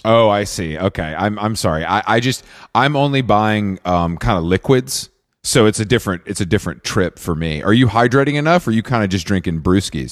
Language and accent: English; outside of Atlanta, Georgia, United States; where I grew up outside of Atlanta